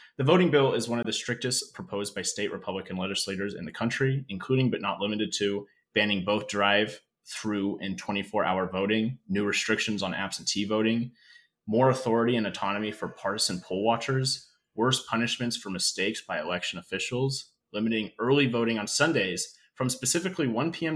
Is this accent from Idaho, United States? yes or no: yes; North Idaho, United States; growing up in North Idaho, going through the public school system